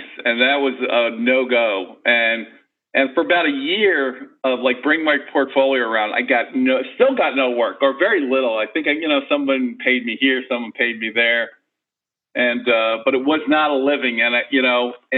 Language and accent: English; New York, United States; moved away as an adult; also born or lived in San Francisco; I grew up in New York, so I moved to San Francisco.